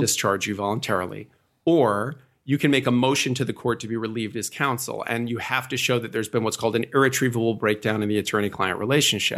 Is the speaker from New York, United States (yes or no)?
yes; suburb just outside of New York City, United States; also born or lived in New Bedford, Massachusetts / New Jersey; I was born in New Bedford, Massachusetts, and I moved to a suburb uh, just outside of New York City when uh, I was fairly young